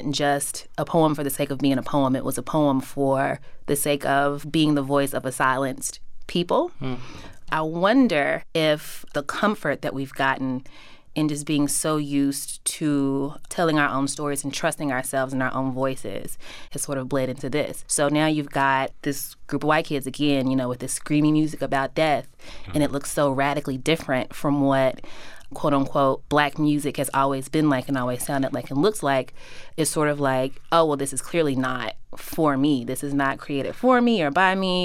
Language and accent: English; Louisville, Kentucky, United States; moved away as an adult; also born or lived in Philadelphia; growing up in Louisville